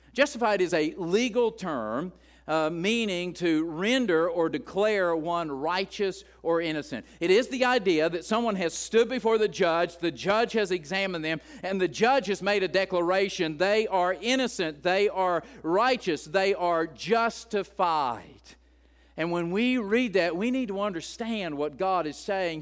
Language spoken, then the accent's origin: English; West Virginia, United States; as an Appalachian growing up in the hills of West Virginia